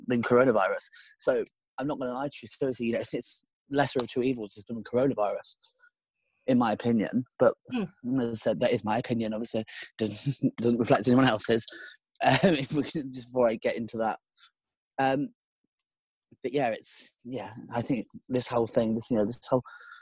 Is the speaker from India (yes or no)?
no; United Kingdom; we as the British